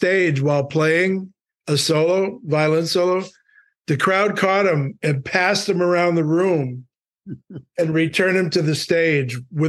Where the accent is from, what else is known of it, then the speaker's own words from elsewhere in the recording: Milwaukee, Wisconsin, United States; Just growing up in Milwaukee, again, it's just down the road.